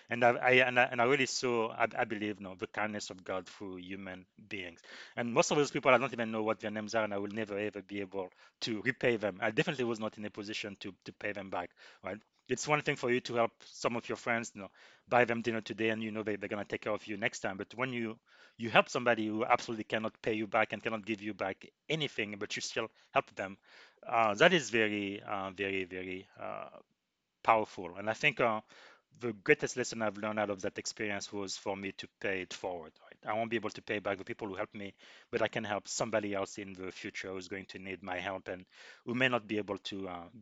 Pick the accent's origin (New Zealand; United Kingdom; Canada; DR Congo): DR Congo; moved away; I came to this country from the Congo.